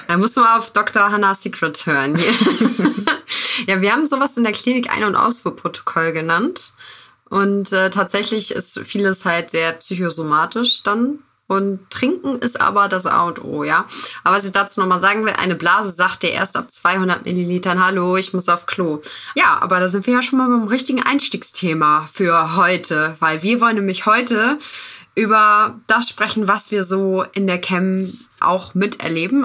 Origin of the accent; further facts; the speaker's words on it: Northern Germany, Germany; now in Buxtehude, Germany; Ich komme aus dem Norden, aktuell jetzt in Buxtehude